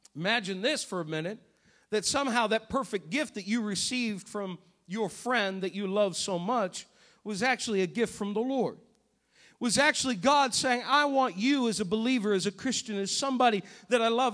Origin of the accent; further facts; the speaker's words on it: New England, United States; Growing up in New England